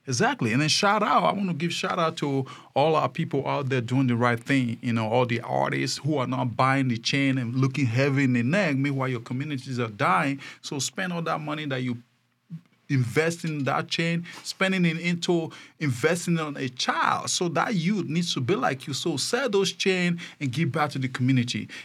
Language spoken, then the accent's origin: English; Nigeria; moved away; I came from Nigeria